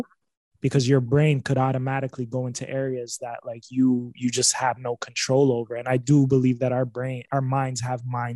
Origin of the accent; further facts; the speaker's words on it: Niagara, Ontario, Canada; I grew up in Niagara